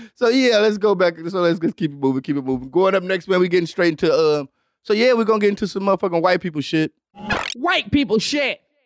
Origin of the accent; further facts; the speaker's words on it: Detroit, Michigan, United States; i grew up on Devil's night